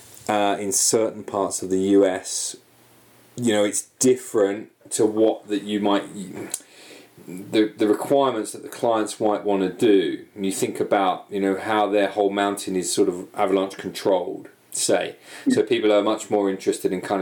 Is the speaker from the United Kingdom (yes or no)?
yes; United Kingdom; moved away; obviously I'm British